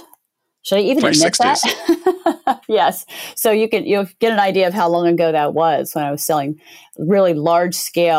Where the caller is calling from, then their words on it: Redwood City, California, United States; I'm joining you from Redwood City, California.